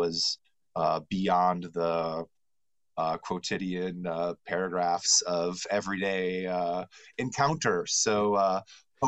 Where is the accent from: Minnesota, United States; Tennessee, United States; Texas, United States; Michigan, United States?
Michigan, United States; West; when I was a child growing up in West Michigan here, where I still live today